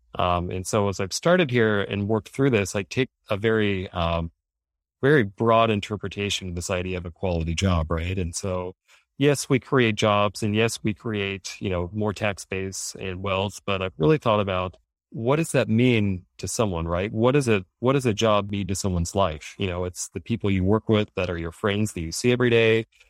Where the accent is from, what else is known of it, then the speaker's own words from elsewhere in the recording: Oklahoma City, Oklahoma, United States; moved away as an adult; also born or lived in Norman, Oklahoma; now in Ada, United States; I grew up in Oklahoma City